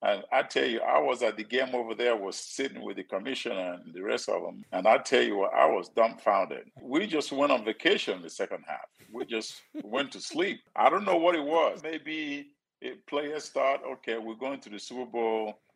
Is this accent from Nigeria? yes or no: yes; Nigeria; moved away as an adult; now in United States; I'm from Nigeria, poor family from Nigeria